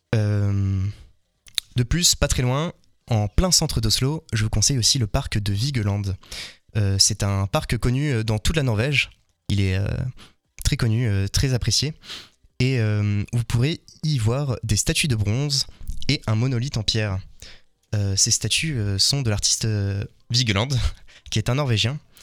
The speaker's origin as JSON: {"language": "French", "country": "France", "said": "nous en tant que Français"}